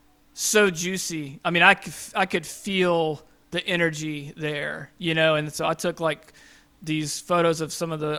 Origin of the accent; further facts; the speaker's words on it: Kings Mountain, North Carolina, United States; moved away; I'm from North Carolina originally, a little town called Kings Mountain right outside Charlotte, right off 85